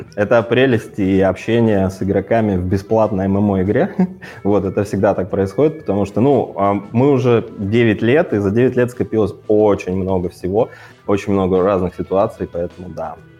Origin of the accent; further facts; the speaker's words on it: Kazakhstan; moved away as an adult; now in Omsk, Russia; я из Казахстана